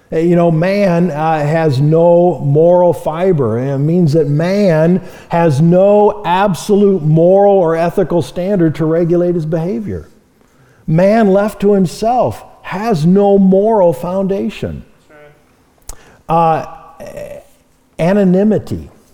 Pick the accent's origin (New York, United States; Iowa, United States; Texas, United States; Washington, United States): Iowa, United States; Marion; moved away as an adult; now in Great Falls, United States; moved to Marion, Iowa, uh, my hometown